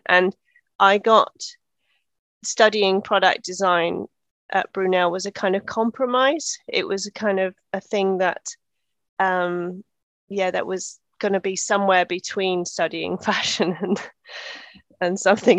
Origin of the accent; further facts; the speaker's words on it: Netherlands; So I grew up in Holland, so my dad was working for the European Space Agency. And so I grew up in the 70s and 80s in Holland